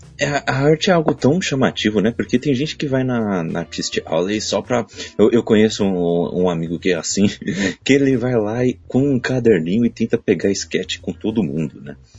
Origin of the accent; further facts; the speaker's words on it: Brazil; eu sou brasileiro